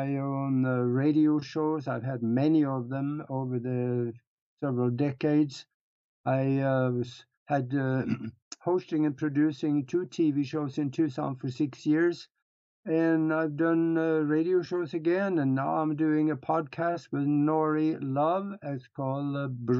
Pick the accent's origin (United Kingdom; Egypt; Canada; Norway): Norway; first language Norwegian; English is a second language; moved away as an adult; now in United States; I was born and raised in Europe, in Northern Europe, up in Norway. And I grew up on a farm